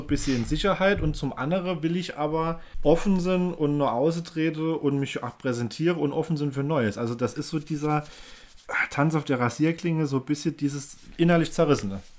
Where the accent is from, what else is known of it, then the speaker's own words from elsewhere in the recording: Germany; ich fühle mich auch als Deutscher.